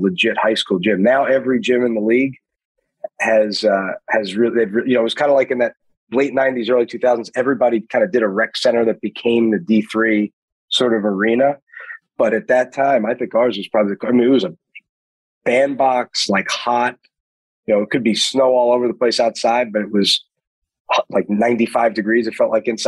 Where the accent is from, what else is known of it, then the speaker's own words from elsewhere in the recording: New York City, New York, United States; moved away; I'm from Queens